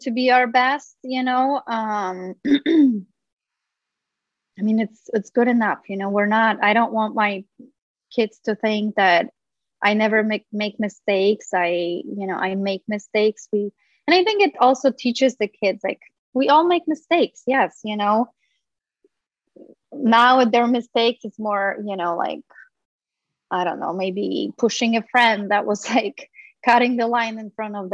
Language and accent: English; Poland; now in Los Angeles, United States; I grew up in Poland